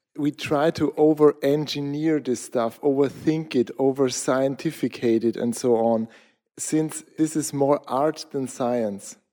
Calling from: Austria; I'm calling in from Austria, south of capital, Vienna, middle of Europe

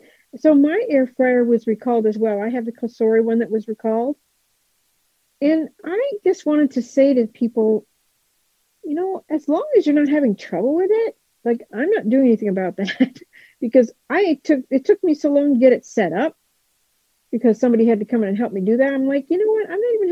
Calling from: Kentucky, United States; I'm in Kentucky.

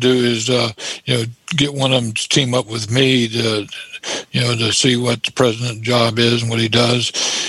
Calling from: Clearwater, Florida, United States; from Clearwater, Florida.

